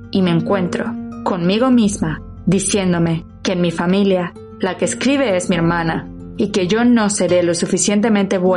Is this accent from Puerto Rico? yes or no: no; Mexico; Para los españoles, mi acento es mexicano. Para los mexicanos, sueno cada vez más como los españoles.